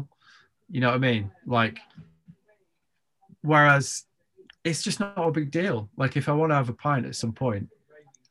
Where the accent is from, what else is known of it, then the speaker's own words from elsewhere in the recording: United Kingdom; I'm British.